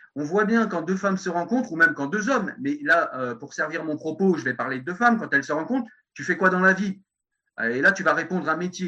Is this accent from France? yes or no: yes; France; je suis un bon français